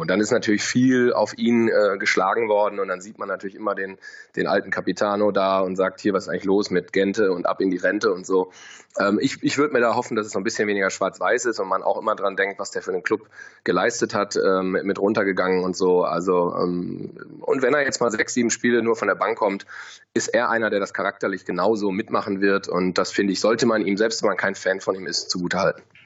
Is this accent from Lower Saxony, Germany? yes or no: no; Bielefeld, North Rhine-Westphalia, Germany; moved away; bin gebürtiger Bielefelder